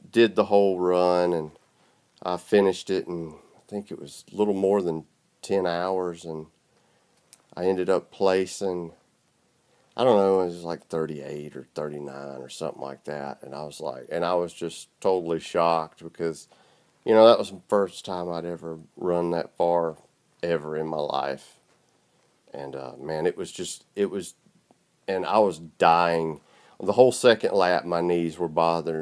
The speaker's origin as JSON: {"language": "English", "region": "South Georgia", "country": "United States", "said": "I'm from South Georgia. You can probably tell by the way I sound"}